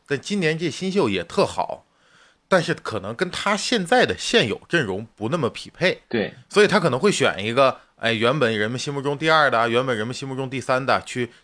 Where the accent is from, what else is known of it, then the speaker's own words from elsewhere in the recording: China; 我们作为中国人